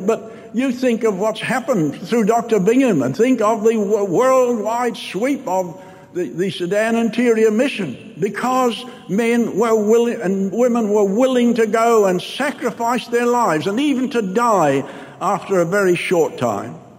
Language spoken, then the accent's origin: English; New Zealand; I'm from New Zealand